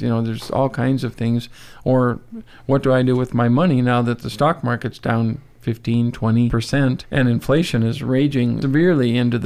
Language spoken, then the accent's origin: English; North Dakota, United States; moved away; I grew up in North Dakota.